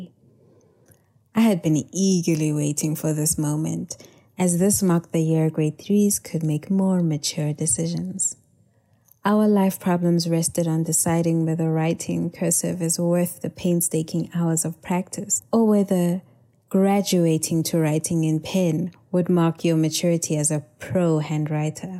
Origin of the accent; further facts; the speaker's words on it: South Africa; a young Black Motswana girl growing up in post-apartheid South Africa